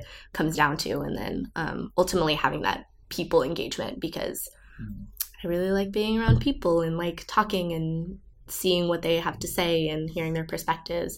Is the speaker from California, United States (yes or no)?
yes; Southern California, United States; moved away; also born or lived in Brussels, Belgium; I am from Southern California originally